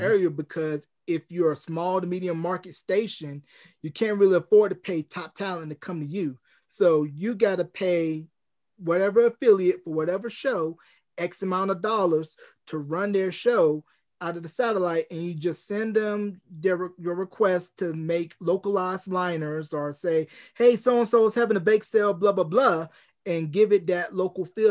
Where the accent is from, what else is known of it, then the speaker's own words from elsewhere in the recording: North Carolina, United States; my hometown of, uh, Gadsden, North Carolina